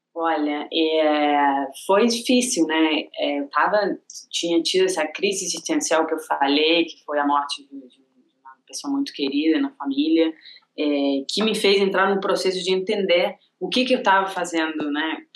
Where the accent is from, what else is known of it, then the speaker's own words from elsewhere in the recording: Argentina; Portuguese is a second language; moved away as an adult; now in Rio de Janeiro, Brazil; Eu sou argentina, tenho 33 anos